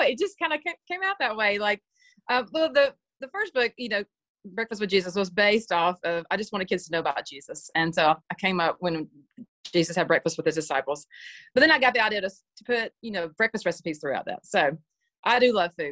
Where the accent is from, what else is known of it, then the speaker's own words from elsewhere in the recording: Georgia, United States; I'm from Georgia